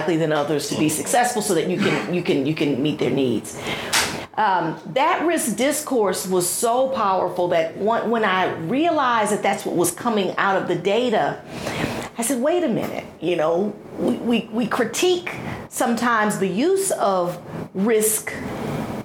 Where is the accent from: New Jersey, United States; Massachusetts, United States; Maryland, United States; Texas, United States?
Texas, United States; Houston; I grew up in Houston